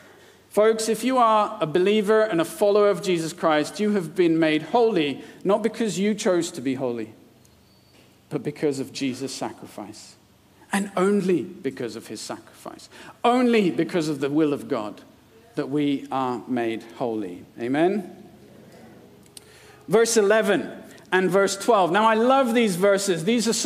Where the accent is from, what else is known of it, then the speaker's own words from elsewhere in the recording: India; now in United Kingdom; I was born and brought up in India, and I was an Indian citizen.